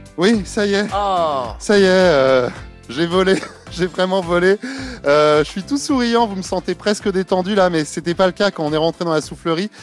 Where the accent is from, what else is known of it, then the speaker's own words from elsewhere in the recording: Paris, Île-de-France, France; chez nous à Paris ici du côté de la Villette